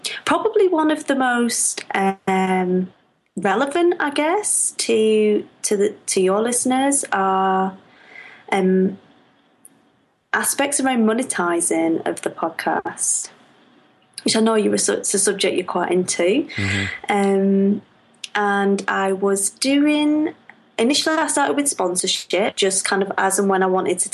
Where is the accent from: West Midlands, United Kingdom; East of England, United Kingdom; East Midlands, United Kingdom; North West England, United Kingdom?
North West England, United Kingdom; Lancashire; Everybody thinks I'm from Yorkshire when I'm from Lancashire.